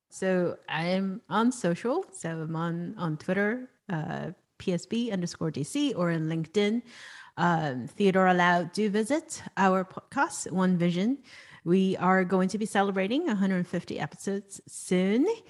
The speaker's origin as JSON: {"language": "English", "country": "Hong Kong", "tie": "born or raised there", "said": "I was born and raised in Hong Kong"}